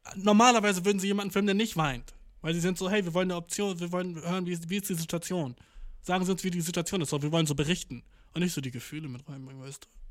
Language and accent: German; Germany; als Deutscher